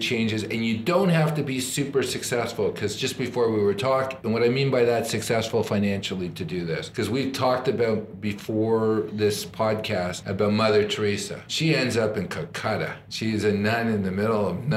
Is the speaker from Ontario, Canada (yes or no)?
yes; Toronto, Ontario, Canada; I'm from Toronto.